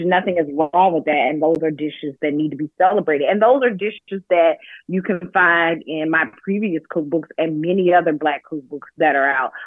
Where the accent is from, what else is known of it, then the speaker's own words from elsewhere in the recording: Athens, Georgia, United States; moved away as an adult; now in New York City, United States; growing up in Athens, Georgia, in my hometown